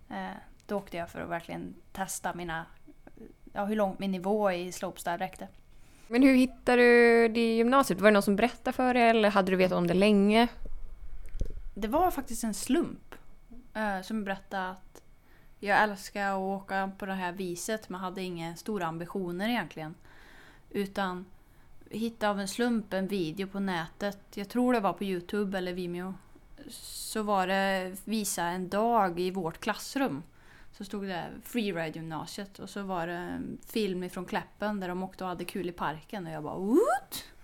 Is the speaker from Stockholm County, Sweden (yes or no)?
no; Torsby, Värmland, Sweden; Jag är en skidtjej från Torsby